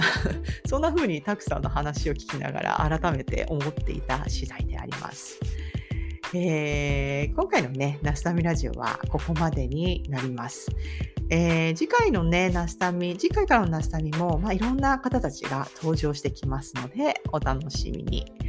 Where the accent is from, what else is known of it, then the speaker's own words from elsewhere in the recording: Japan; moved away as an adult; now in Florida, United States; 日本から来ましたって